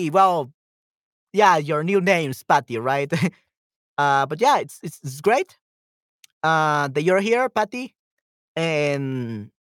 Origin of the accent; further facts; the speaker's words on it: El Salvador; because of I'm from El Salvador.